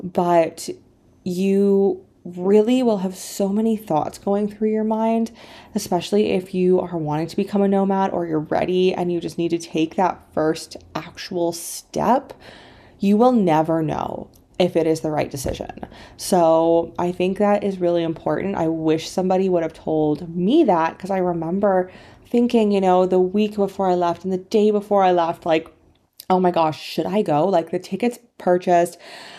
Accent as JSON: {"language": "English", "country": "Canada", "tie": "born or raised there", "also_born_or_lived": "China", "moved": "as an adult", "said": "being back here in my hometown in Canada has really made me realize it is not an easy decision. It's not as easy as I had convinced myself it was. Because being back here, I remember, so I moved to China August of 2017"}